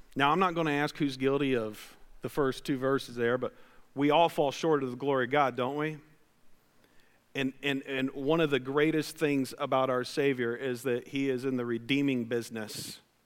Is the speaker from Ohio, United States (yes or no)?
yes; West Liberty, Ohio, United States; I grew up in West Liberty, Ohio